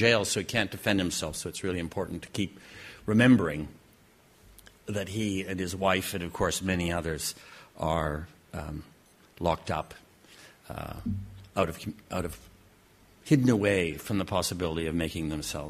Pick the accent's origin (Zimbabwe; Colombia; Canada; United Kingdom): Canada; I have to say that as a Canadian, and we don't often get a chance to say anything like